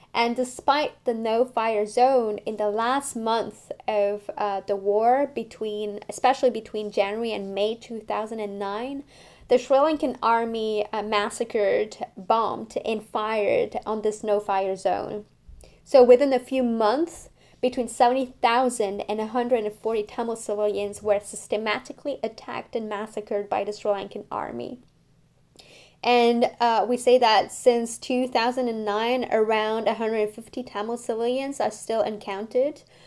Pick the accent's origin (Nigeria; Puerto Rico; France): France; now in Montreal, Canada; I grew up in France, and I'm now living in Montreal.